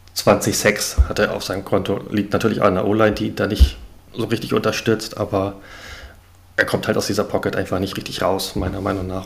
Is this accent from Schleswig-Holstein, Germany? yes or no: no; Hamburg, Germany; komme aus Hamburg, aus dem hohen Norden.